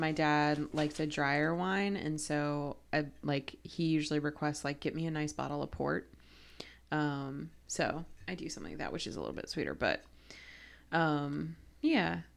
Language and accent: English; Ohio, United States; growing up in Ohio